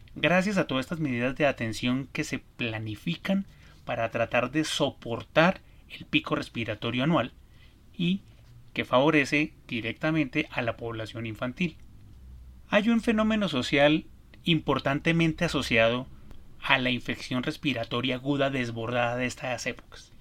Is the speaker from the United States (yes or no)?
no; Colombia; En mi país, Colombia